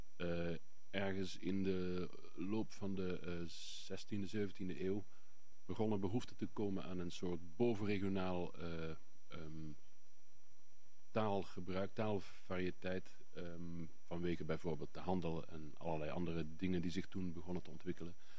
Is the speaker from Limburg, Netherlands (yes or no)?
yes; Ubach over Worms, Limburg, Netherlands; accent: Limburgish (Ubach over Worms dialect); Ik spreek een Limburgs dialect. En wel het dialect van eh, de plaats Ubach overworms